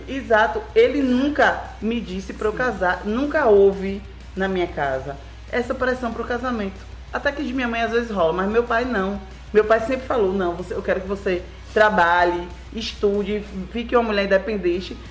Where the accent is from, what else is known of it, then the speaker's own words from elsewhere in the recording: Itabuna, Bahia, Brazil; sou daqui de Itabuna. Na verdade, minha família é de Itajuípe, que é aqui pertinho. Mas eu sou daqui, sou papajaca.